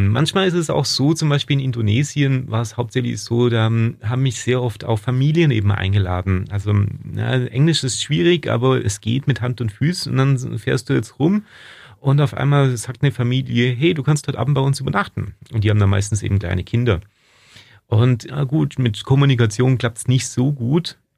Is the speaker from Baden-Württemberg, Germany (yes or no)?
yes; Ulm, Baden-Württemberg, Germany; born there; Und Spätzle, weil ich halt einfach ein Schwabe bin. Ich bin hier aus in Ulm geboren